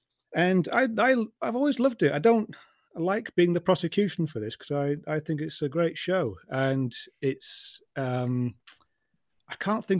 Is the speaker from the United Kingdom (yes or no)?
yes; London, United Kingdom; I'm actually a Londoner born and bred, you see, as you can probably tell from my accent.